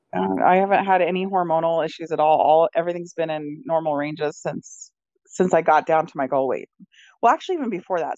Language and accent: English; Utah, United States; I'm from Utah